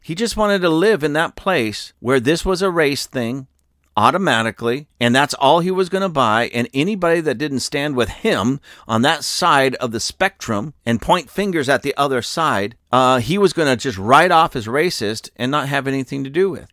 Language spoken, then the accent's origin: English; United States; I come from America